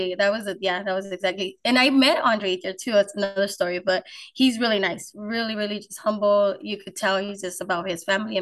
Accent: Los Angeles, California, United States; born or raised there; also born or lived in Texas

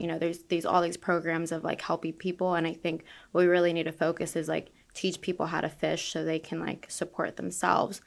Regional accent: Orlando, Florida, United States; now in Tampa Bay, United States; I'm from Orlando

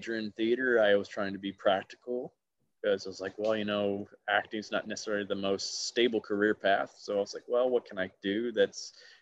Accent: Alabama, United States; I was a very easy target growing up in Alabama

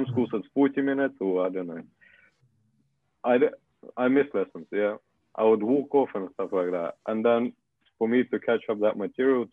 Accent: Russia; English is a second language; now in United Kingdom; I'm from Russia, if anyone is curious, and... Yeah. English is not my first language.

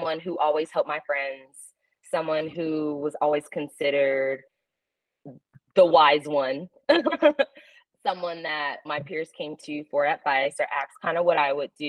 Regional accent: California, United States; I was born out in California

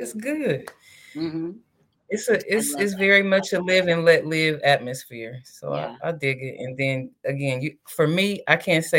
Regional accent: Ohio, United States; moved away as an adult; now in Los Angeles, United States; born and raised in Ohio, currently living in LA. However, like, all of my family is in Columbus

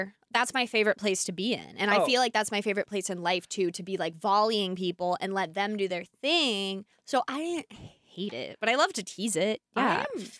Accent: Calabasas, California, United States; when I tell them I'm from Calabasas.

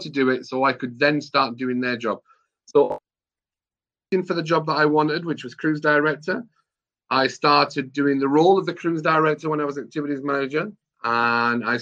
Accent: England, United Kingdom; being an English person

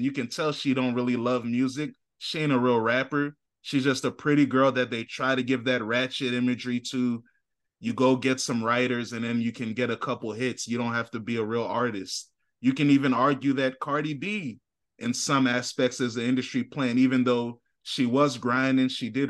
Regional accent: St. Louis, Missouri, United States; Hey man, I like when she said he liked my arch because I'm from St. Louis.

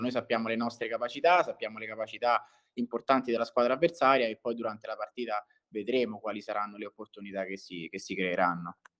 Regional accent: Viterbo, Lazio, Italy; sono di Viterbo

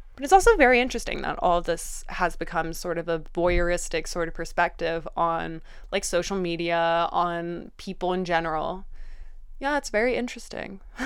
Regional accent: Vienna, Austria; I grew up in Vienne

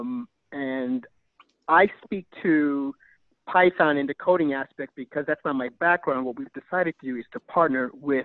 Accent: New York City, New York, United States; moved away as an adult; also born or lived in California / Japan / Vietnam; me growing up in the Bronx

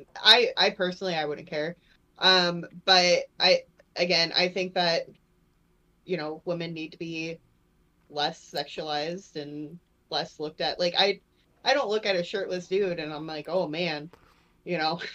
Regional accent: Port Charlotte, Florida, United States; my hometown in Florida

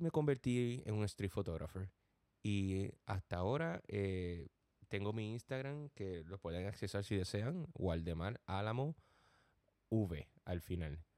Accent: Gurabo, Puerto Rico; moved away as an adult; also born or lived in Cabo Rojo, Puerto Rico / Corona, Queens, New York; now in New York, United States; Nací en Cabo Puerto Rico, pero me crié en un pueblo llamado Gurabo toda mi vida.

